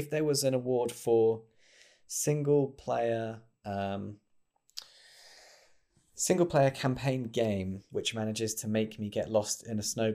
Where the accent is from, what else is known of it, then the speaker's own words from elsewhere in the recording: United Kingdom; I'm British